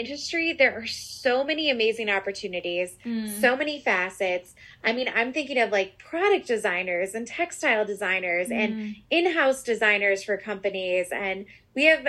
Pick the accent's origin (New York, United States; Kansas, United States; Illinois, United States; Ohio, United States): Illinois, United States; outside of Chicago; I was raised outside of Chicago. So this is home to me